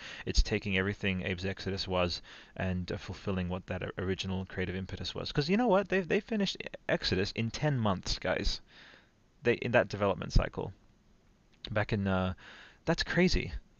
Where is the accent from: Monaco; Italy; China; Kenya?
Italy; It's like it's like you guys again, deep cut for Italy, growing up in Italy, but you guys remember Albero Azzurro?